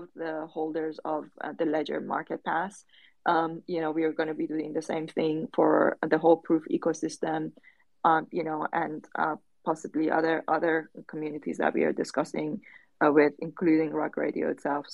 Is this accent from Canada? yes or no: no; Tehran, Tehran Province, Iran; English is a second language; moved away; I was born during the Iran-Iraq war, in a very underprivileged area of Tehran